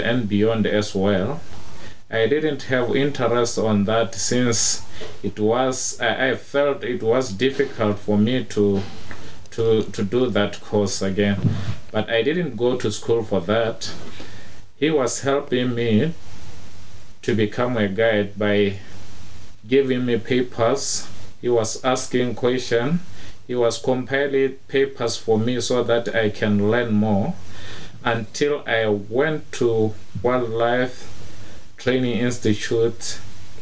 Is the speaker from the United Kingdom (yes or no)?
no; Okavango region, North-West District, Botswana; I grew up in the Okavango region a long time back. I was born here. I was born and raised here.